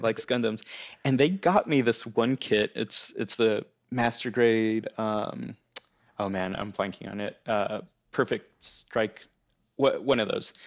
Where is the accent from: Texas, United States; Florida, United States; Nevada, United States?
Texas, United States; El Paso; growing up in El Paso